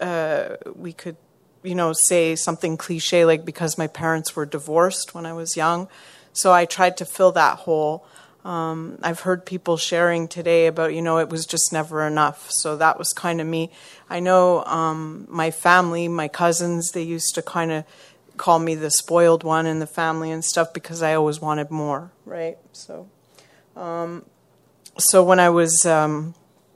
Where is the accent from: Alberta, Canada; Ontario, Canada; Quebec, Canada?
Quebec, Canada; small town in; moved away as an adult; now in Montreal, Canada; I'm from Montreal, but I'm originally from a really small town in Quebec.